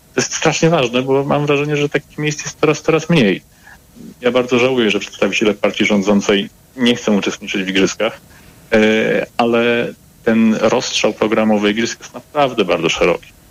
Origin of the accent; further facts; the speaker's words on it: Łódź, Łódź Voivodeship, Poland; Jestem łodzianinem z krwi i kości